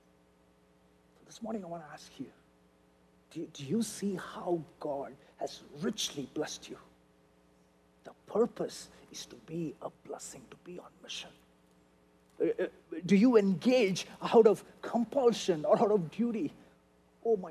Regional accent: India; now in United States; I'm an Indian guy

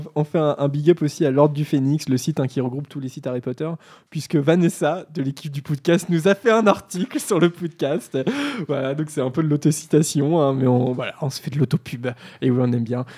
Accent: Normandy, France; on est normand, on vient de la province

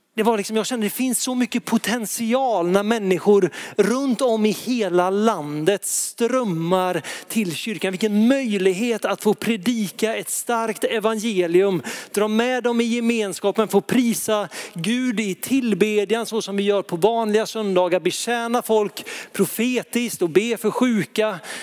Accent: Lysekil, Västra Götaland, Sweden; i Lysekil där jag växte upp

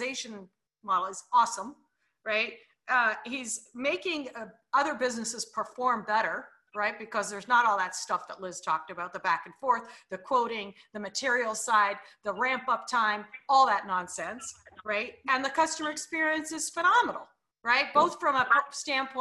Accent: Canada; I'm Canadian too

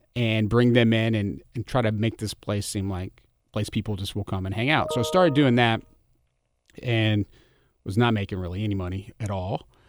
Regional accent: Germantown, Tennessee, United States; I grew up in Germantown.

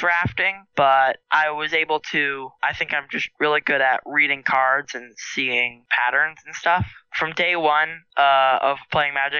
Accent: Portland, Oregon, United States; I grew up and I'm still living in Portland, Oregon

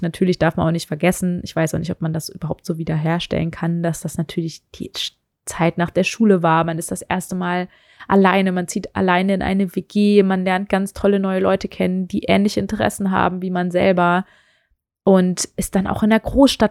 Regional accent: Meerbusch, North Rhine-Westphalia, Germany; moved away as an adult; also born or lived in Hannover / Stuttgart / Düsseldorf; now in Berlin, Germany; wir sind dann ins Rheinland gezogen, ähm, noch bevor ich eigentlich richtig in den Kindergarten gegangen bin und sind in die Nähe von Düsseldorf gezogen. Da gibt es eine wunderschöne Stadt, die Meerbusch heißt

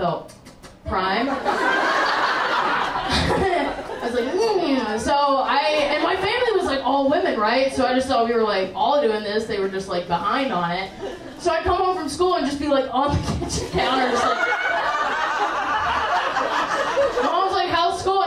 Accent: the South, United States; I grew up in the South

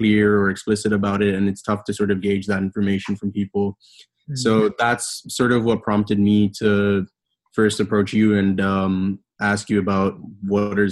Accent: Bahrain; moved away as an adult; now in United States; I'm originally from Bahrain, lived there all my life, and then decided to come to the States for undergraduate studies.

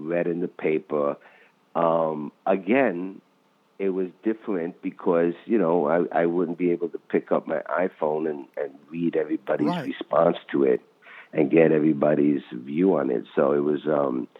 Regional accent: New York City, New York, United States; I grew up in the Bronx

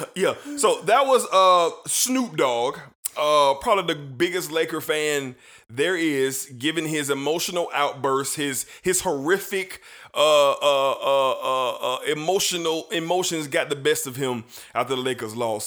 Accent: Duval County, Florida, United States; we're from Duval County, Florida.

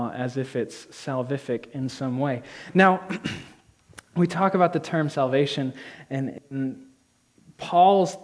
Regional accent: Whitehall, New York, United States; also born or lived in Rutland, Vermont; I've lived in the Northeast all my life. I was born in Rutland, Vermont, raised in Whitehall, New York

